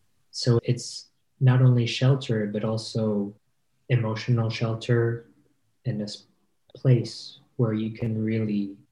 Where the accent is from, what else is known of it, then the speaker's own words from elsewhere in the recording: Provence-Alpes-Côte d'Azur, France; English is a second language; also born or lived in Nice / Paris; now in Switzerland; So I'm Filipino. Both my parents are from the Philippines. And about 30 years ago, they moved to France. And I was born in the south of France. I grew up here ever since, really, from Nice to Paris